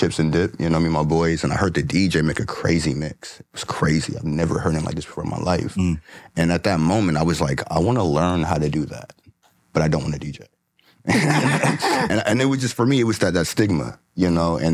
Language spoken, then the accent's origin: English; Federal Way, Washington, United States; also born or lived in Cleveland, Ohio; I was raised in Federal Way. Grew up in a little small town out there.